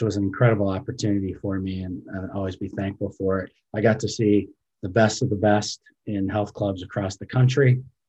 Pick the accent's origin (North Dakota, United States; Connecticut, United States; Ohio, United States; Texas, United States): Ohio, United States; Cleveland; So I grew up in Ohio, in the Cleveland area.